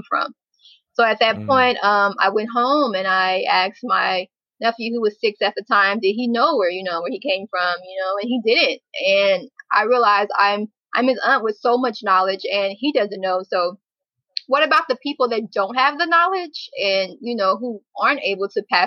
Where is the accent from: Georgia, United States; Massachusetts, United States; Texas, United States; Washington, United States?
Texas, United States; Dallas; I'm originally from Dallas, Texas. My parents are both from Dallas, Texas as well